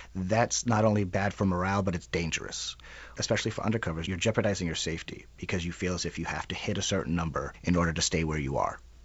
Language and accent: English; New York City, New York, United States; now in Minneapolis, United States; I'm from Queens. Yeah. And grew up there